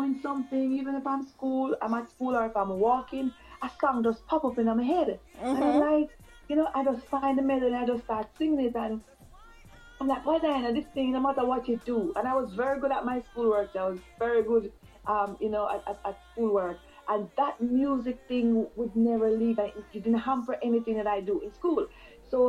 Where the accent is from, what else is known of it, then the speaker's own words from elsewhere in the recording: Jamaica; moved away; I hail from Jamaica. I'm living overseas now